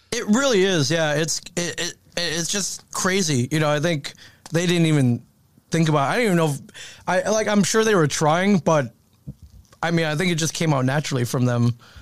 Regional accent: Michigan, United States; I, I grew up in Michigan

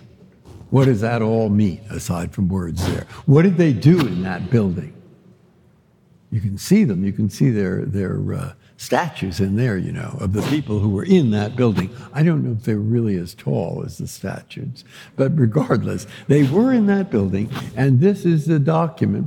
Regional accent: San Francisco, California, United States; I grew up in San Francisco.

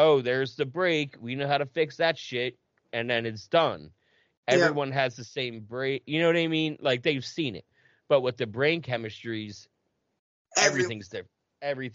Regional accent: New Jersey, United States; I'm from Jersey

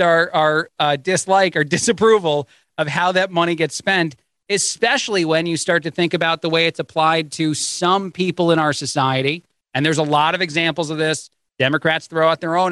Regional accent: United States; we as the American people

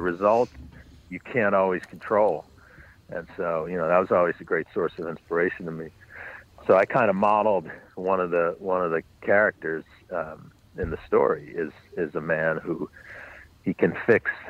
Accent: New York City, New York, United States; I grew up on the Upper West Side, um, but north of 96th Street

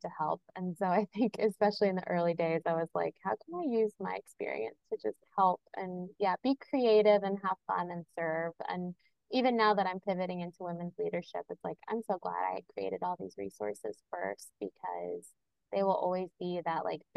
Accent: Kentucky, United States; moved away; the land I was born on in Kentucky

